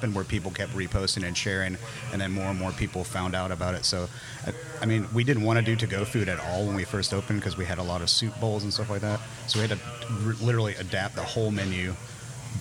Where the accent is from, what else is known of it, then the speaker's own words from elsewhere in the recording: Athens, Alabama, United States; also born or lived in Cleveland, Ohio / Vermont; now in Huntsville, United States; I grew up in Athens